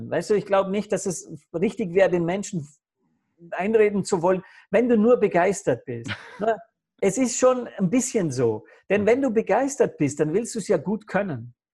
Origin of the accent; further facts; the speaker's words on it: Vorarlberg, Austria; born there; dass in, in Vorarlberg am Bodensee, wo ich geboren bin, wollen sie in einem Spital diese Krebsstation zusperren